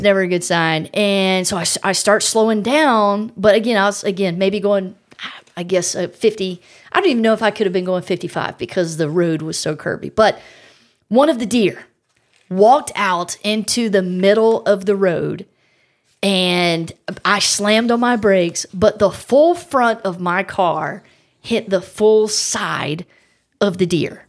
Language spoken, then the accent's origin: English; South Carolina, United States; I'm from South Carolina.